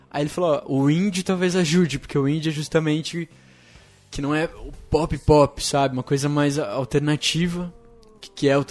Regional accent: Curitiba, Paraná, Brazil; also born or lived in Porto Alegre; eu nasci em Porto Alegre e eu fui morar em Curitiba quando era

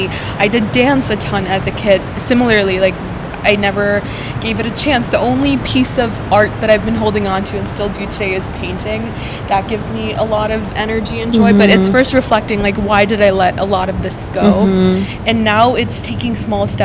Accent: Minnesota, United States; moved away as an adult; also born or lived in India / Seattle; now in Los Angeles, United States; I was born in India, grew up there for a little bit, and then moved to Minnesota, which is where I did all the way from elementary school through college

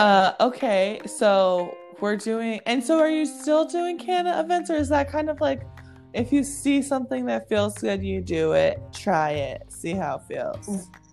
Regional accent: Hawaii, United States; I grew up in Hawaii where white people weren't the minority, but they weren't the majority

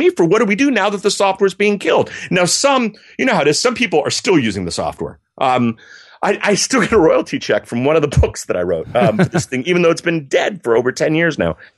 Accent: Germany; I grew up in Germany. My folks worked for the U.S. military

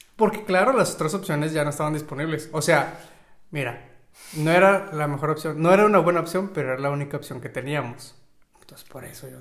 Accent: Mexico; moved away; yo soy mexicano y tengo el pasaporte mexicano

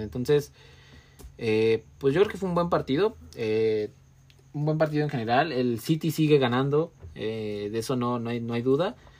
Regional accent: Mexico; soy mexicano

